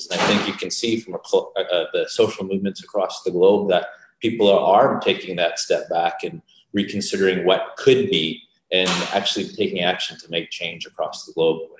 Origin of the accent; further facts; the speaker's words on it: Vancouver, British Columbia, Canada; born there; I was born in Vancouver, BC.